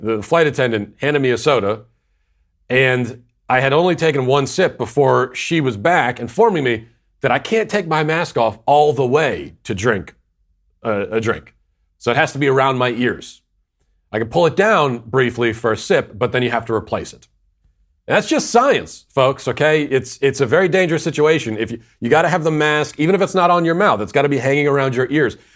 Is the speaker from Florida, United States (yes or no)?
no; Virginia, United States; also born or lived in Tennessee; my home state of Virginia back to my old stomping grounds of Tennessee